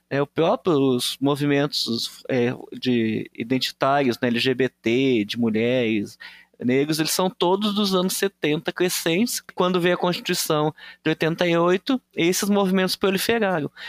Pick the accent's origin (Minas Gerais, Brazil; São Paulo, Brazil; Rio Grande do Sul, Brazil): Rio Grande do Sul, Brazil; Então, eu sou do Rio Grande do Sul, né?